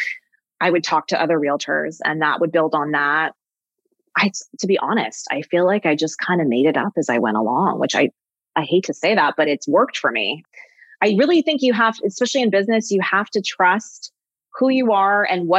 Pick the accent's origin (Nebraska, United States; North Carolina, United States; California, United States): California, United States; Los Angeles; I grew up in Los Angeles and the whole Laurel Canyon thing and music